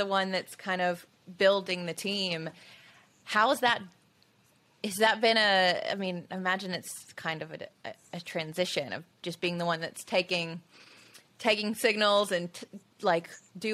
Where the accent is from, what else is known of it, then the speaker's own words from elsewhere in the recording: Tuscaloosa, Alabama, United States; where I grew up in Tuscaloosa